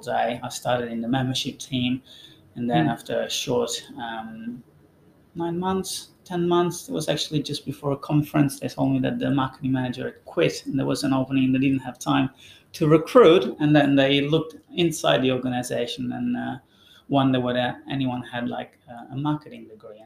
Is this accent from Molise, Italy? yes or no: yes; Termoli, Molise, Italy; moved away; Termoli is the name of my hometown